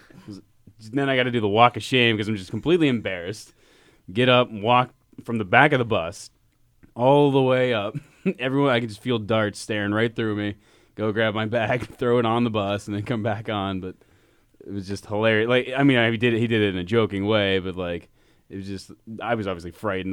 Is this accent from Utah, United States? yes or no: no; Pittsburgh, Pennsylvania, United States; growing up in Pittsburgh and being from this area